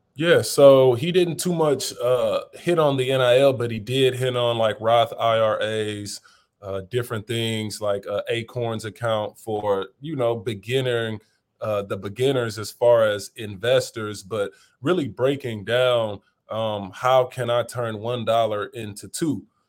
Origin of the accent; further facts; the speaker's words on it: St. Louis, Missouri, United States; also born or lived in Wentzville, Missouri; now in New Orleans, United States; growing up in Saint Louis, uh, humble beginnings